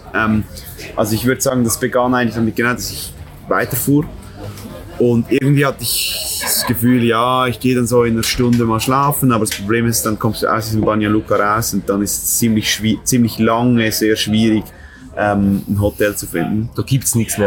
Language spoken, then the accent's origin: German; Switzerland; das ist eine Stadt, fünf, fünf Minuten von meiner Heimatstadt